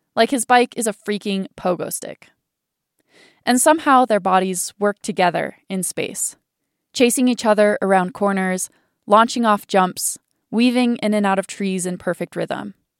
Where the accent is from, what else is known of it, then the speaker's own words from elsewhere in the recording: Laramie, Wyoming, United States; moved away; Laramie, my hometown